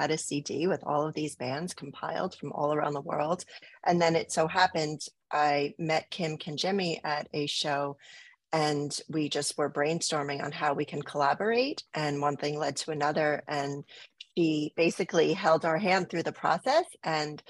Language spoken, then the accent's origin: English; New Jersey, United States; also born or lived in Brooklyn; Where I grew up in New Jersey, I'm not in the same town that I grew up in because I wouldn't have lasted there, but I do still live in New Jersey